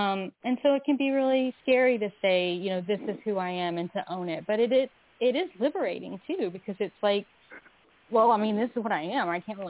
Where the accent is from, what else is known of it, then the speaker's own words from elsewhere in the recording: the South, United States; just growing up in the South without, no, there wasn't, I didn't have the internet when I was